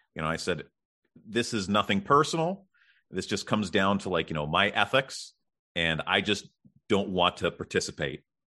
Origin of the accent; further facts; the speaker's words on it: Canada; I'm Canadian